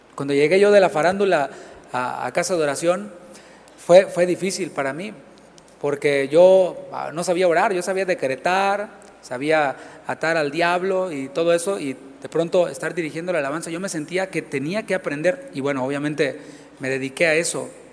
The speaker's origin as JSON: {"language": "Spanish", "country": "Mexico", "moved": "yes", "lives_now": "Houston, United States", "said": "Del país de donde, de donde vengo, esto se acostumbra mucho tengo mucho que no vivo acá en, México"}